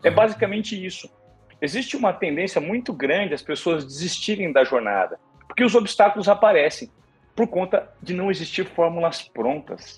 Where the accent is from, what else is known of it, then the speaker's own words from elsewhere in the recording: Presidente Venceslau, São Paulo, Brazil; now in São Paulo, Brazil; de onde eu vim, eu sou um menino simples de Presidente Venceslau, interior de São Paulo. Fui conhecer São Paulo com 17 anos